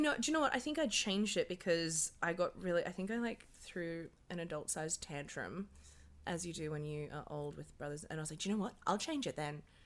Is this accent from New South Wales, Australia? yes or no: yes; Dubbo, New South Wales, Australia; moved away as an adult; now in Sydney, Australia; I'm from Dubbo, New South Wales, yes. 2830. Shout out. Oh. um, I grew up in Dubbo